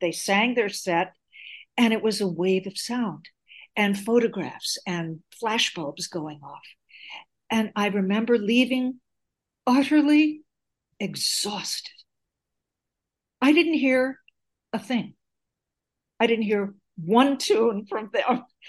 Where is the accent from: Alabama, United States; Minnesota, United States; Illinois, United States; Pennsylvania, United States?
Illinois, United States; Chicago; now in Portland, United States; Well, I am calling you from Portland, Maine, which I told you earlier today, but I'm not from Portland. Originally, I'm from Chicago, where I was born into a Greek-American family